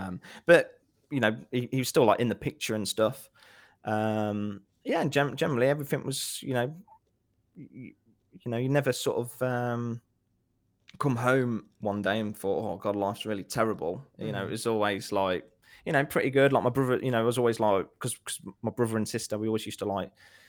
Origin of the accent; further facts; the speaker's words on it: Nuneaton, West Midlands, United Kingdom; Nuneaton, yeah.